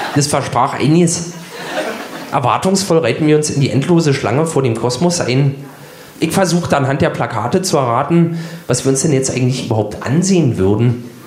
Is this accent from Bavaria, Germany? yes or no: no; Berlin, Germany; Ich bin 1976 in Ostberlin geboren und habe somit den größten Teil meiner Kindheit im warmen Schoß des Sozialismus verbracht.